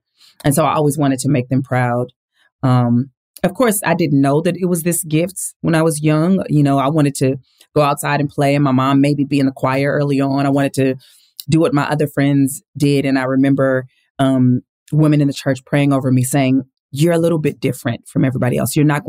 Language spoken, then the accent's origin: English; Lynwood, California, United States; born there; I grew up in a big family. I was born in Linwood, California, two parents who loved God and loved each other and loved us